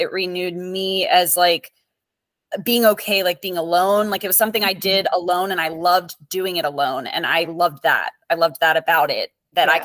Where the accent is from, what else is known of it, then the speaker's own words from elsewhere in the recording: Perry Hall, Maryland, United States; moved away as an adult; also born or lived in Bridgeport, Connecticut; now in Naples, United States; I am originally from Maryland, Perry Hall, Maryland, but I moved to Naples, Florida in 2013